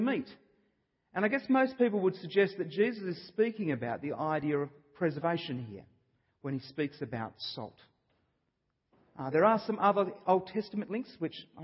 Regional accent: Australia; I'm an Australian. I was born here

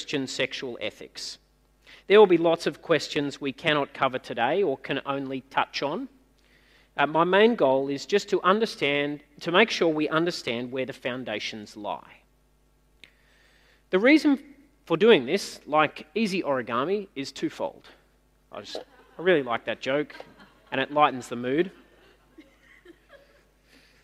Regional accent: Newcastle, New South Wales, Australia; now in Sydney, Australia; where I grew up in Newcastle in the 80s

